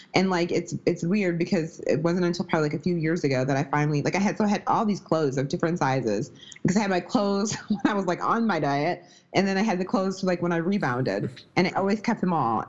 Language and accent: English; Midwest, United States; also born or lived in Wisconsin; I'm from the Midwest. I live in Wisconsin right now